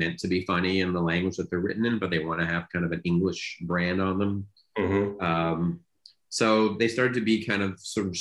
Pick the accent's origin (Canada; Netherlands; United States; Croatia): Canada; growing up in Canada in that era that I did